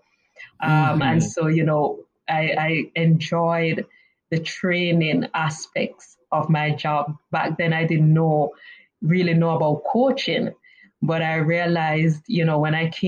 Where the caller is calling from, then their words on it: Kingston, Jamaica; calling from sunny, beautiful Kingston, Jamaica